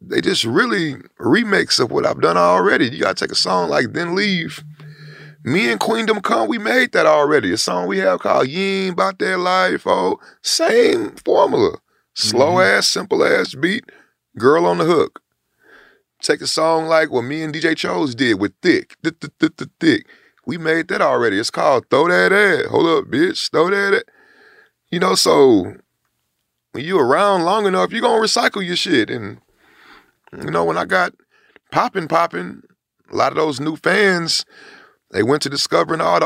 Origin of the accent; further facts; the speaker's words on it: Houston, Texas, United States; I'm from Studio Wood